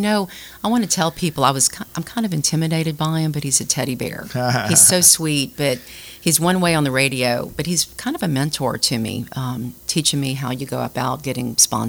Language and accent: English; Baton Rouge, Louisiana, United States; now in Lafayette, United States; I grew up in Baton Rouge and never thought about going anywhere but LSU. I went to Broadmoor High School.